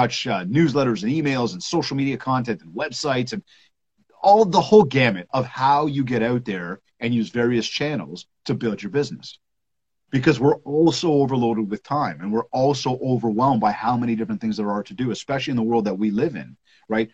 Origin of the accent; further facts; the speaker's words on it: Canada; I am from Canada